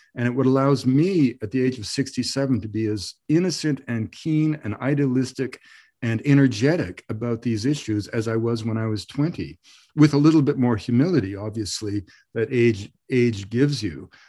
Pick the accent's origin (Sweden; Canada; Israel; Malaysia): Canada; also born or lived in Ireland; I grew up of, you, you know, in, in Canada